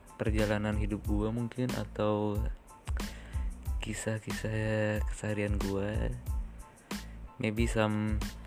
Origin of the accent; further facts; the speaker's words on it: Banjarmasin, South Kalimantan, Indonesia; gue lahir dan besar di kota Banjarmasin